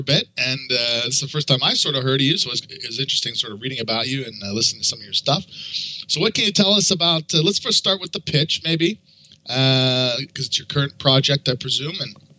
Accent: Canada; moved away; I'm from Canada originally

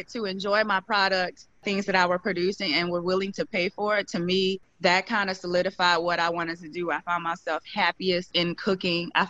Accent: Midwest, United States; My dad was a big barbecue griller. I'm from the Midwest, and so he grilled all the time.

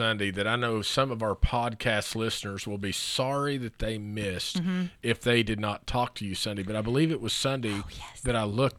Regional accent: Oklahoma, United States; we're from Oklahoma.

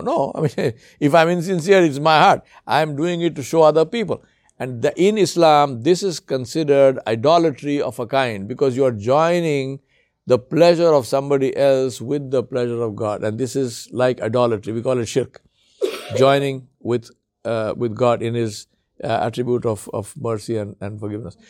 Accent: India; moved away; also born or lived in Africa; I come from India

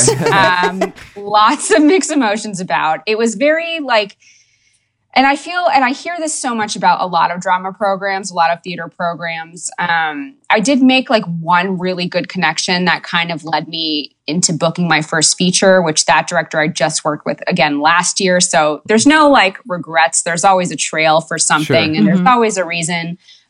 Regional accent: New York City, New York, United States; moved away as an adult; now in Los Angeles, United States; Born and raised. The Lower East Side.

